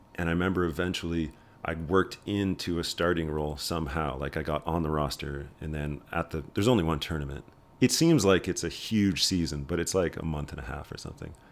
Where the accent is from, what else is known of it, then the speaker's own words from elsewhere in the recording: Red Deer, Alberta, Canada; moved away as an adult; also born or lived in Saskatoon, Saskatchewan / Ottawa; now in Calgary, Canada; I was born in Saskatoon, and then when I was, like, zero, we moved to Red Deer, Alberta